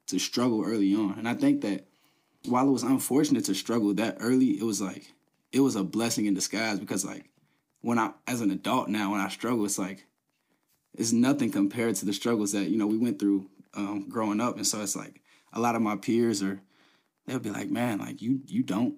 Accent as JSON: {"language": "English", "town": "Covington", "region": "Kentucky", "country": "United States", "tie": "born or raised there", "said": "I'm from Covington. I was born in Covington."}